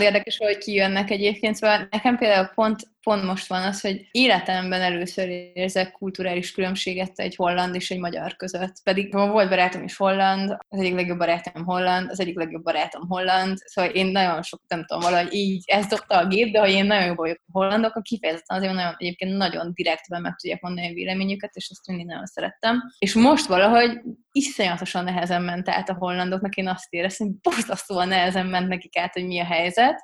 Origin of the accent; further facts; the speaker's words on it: Hungary; nem csak magyarok vagyunk